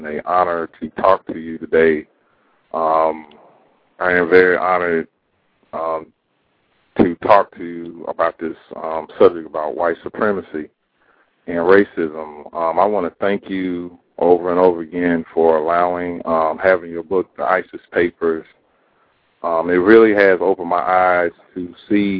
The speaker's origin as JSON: {"language": "English", "town": "Myrtle Beach", "region": "South Carolina", "country": "United States", "said": "I'm from South Carolina, Myrtle Beach, South Carolina"}